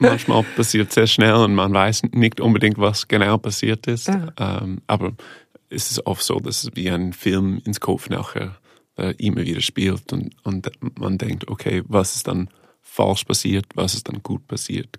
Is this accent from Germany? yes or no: no; Ontario, Canada; German is a second language; moved away; also born or lived in Toronto; Ich bin von einem kleinen Dorf aufgewachsen in Kanada, Ontario